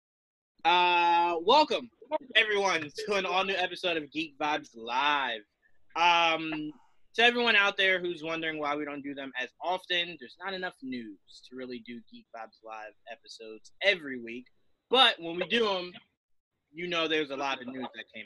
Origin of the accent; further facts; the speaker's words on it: the South, United States; I was born in the South